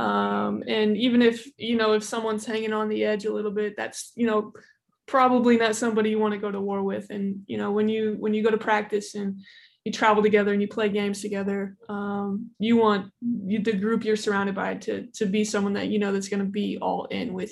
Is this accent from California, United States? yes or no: no; Indiana, United States; born and raised in Indiana